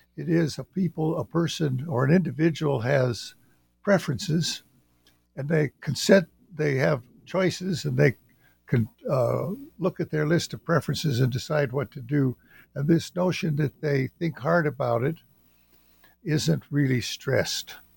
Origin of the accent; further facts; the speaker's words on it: western Montana, United States; moved away as an adult; I'm from the Salish and Kootenai tribes in western Montana, and I grew up in western Montana